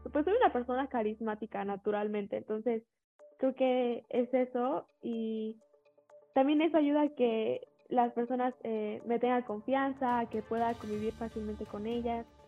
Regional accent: Toluca, State of Mexico, Mexico; moved away; yo era de Toluca, bueno, yo este, soy de Toluca

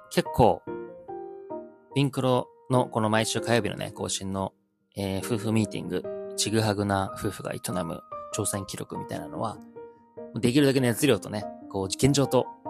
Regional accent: Joetsu, Niigata, Japan; この地元上越市

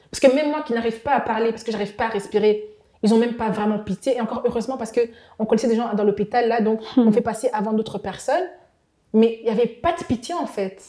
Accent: DR Congo; now in Brussels, Belgium; je suis congolaise

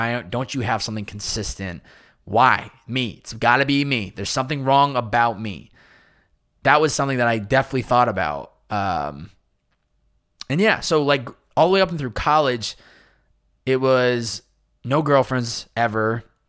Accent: Chicopee, Massachusetts, United States; how the environment that I was raised in Chicopee, Massachusetts, and then college, and then where I am today in society

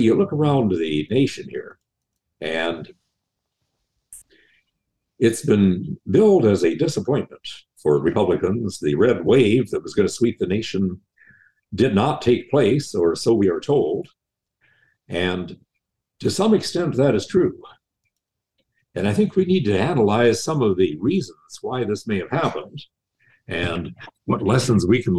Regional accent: Southeast, United States; I'm from the Southeast

